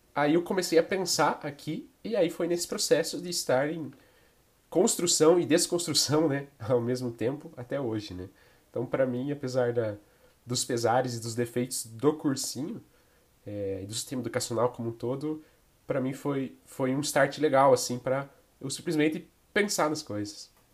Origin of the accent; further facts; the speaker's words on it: interior of Santa Catarina, Brazil; moved away; eu vim de uma cidade de interior de Santa Catarina, né? É, cidade pequena e tudo mais.